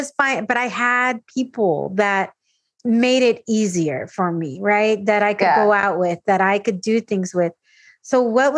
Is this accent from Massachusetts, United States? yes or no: no; California, United States; I came from California and you just came from El Paso.